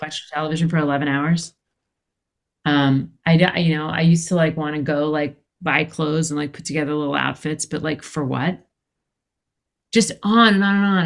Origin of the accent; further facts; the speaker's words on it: Philadelphia, Pennsylvania, United States; moved away as an adult; also born or lived in San Francisco; I'm from Philadelphia